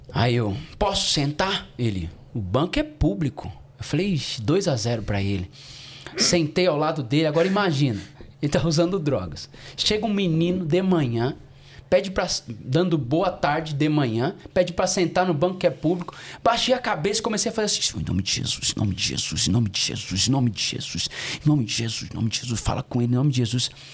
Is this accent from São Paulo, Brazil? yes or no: yes; São Paulo, Brazil; moved away as an adult; also born or lived in Florianópolis, Santa Catarina; Nasci e cresci aqui em São Paulo. Itaquera, parada 15 de novembro